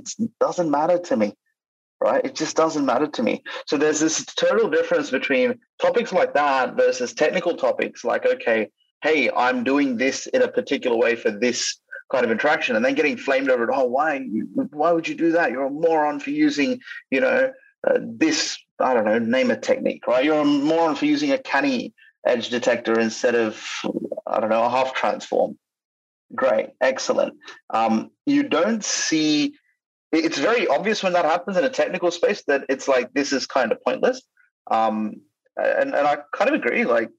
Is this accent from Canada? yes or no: no; India; also born or lived in Australia; Sue me, I'm Indian, right? Like, and I'm Australian at the same time.